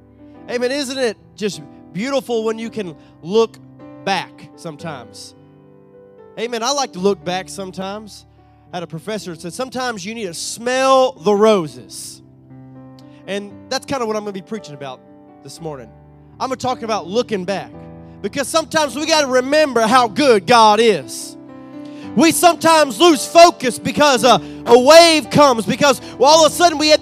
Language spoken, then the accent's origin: English; Southeast Texas, United States; moved away as an adult; also born or lived in Sulphur, Louisiana; was raised from 5 to my adulthood in Texas, right there on the border of Cajun country